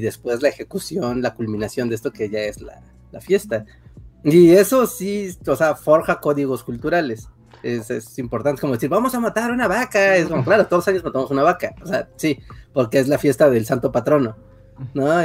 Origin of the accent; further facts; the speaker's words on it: Mexico; estamos en México, somos puros mexicanos